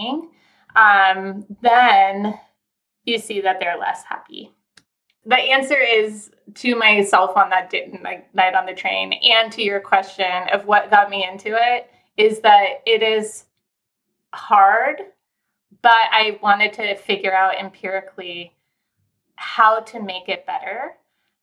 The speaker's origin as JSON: {"language": "English", "region": "Southern California", "country": "United States", "tie": "born or raised there", "also_born_or_lived": "Philadelphia", "moved": "as an adult", "said": "I am from Southern California originally. So I grew up in sunshine"}